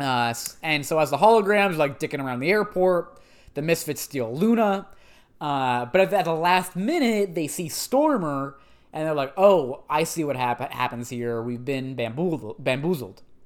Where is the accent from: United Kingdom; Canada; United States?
Canada; we're Canadian and we respect both official languages